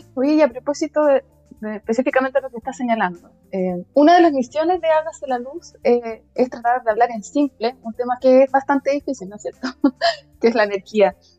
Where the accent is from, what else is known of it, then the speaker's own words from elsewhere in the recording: Chile; somos así, chilenos